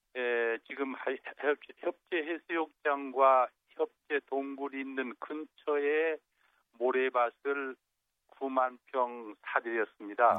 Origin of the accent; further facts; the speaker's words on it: Jeju, South Korea; 우리 고향에